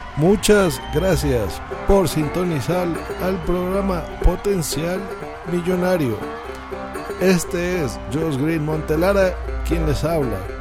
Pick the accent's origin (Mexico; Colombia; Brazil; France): Mexico; Mexico City